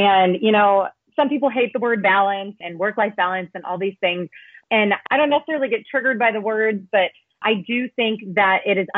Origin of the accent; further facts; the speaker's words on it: Kansas City, United States; moved away as an adult; now in Katy, Texas, United States; I am actually in Kansas City. So I'm on a 2-week vacation. I'm in my hometown